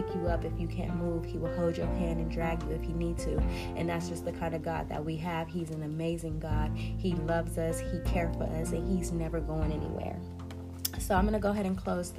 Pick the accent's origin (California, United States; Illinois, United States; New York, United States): California, United States; Compton; also born or lived in Watts, Los Angeles; I was born in Compton. I was raised in the hood between Watts and Compton, all throughout the LA district.